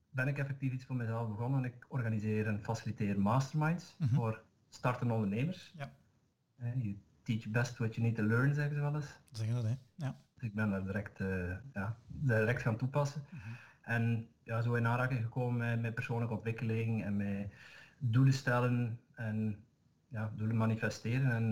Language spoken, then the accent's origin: Dutch; Zeeland, Netherlands; Ik ben een Nederlander. Dus dat daar mijn accent niet zeggen.